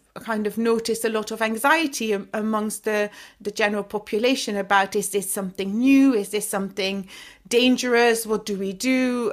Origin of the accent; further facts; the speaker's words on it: Flemish-speaking part of Belgium, Flanders, Belgium; moved away as an adult; also born or lived in Leuven, Belgium / Brussels, Belgium; now in London, United Kingdom; I'm from the Flemish speaking part of, of Belgium